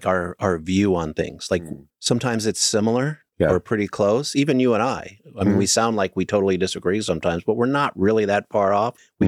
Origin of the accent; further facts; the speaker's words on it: Damla, Haryana, India; Well, no. Anyway, my hometown is Damla. It's a village in Haryana.